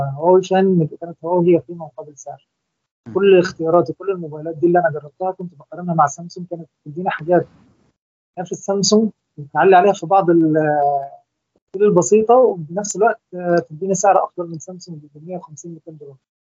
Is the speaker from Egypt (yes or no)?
yes; Egypt; وأنا طبعا مصري